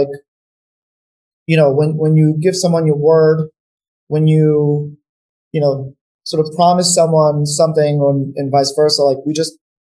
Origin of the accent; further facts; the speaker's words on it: New York, United States; also born or lived in North Macedonia; And we moved to New York. I've lived in New York since we moved to the US, and, you know, I'm now a New Yorker, but definitely go back, you know, to Macedonia.